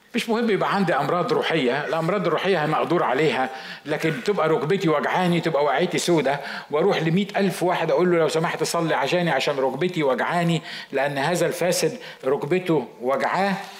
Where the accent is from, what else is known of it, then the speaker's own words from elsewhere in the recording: Egypt; عندنا في مصر